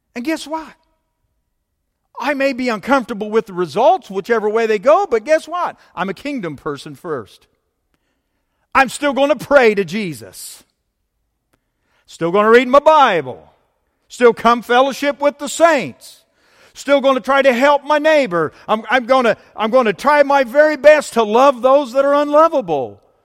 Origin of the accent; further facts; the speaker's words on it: United States; I was born in the United States of America. So, down the list, I'm an American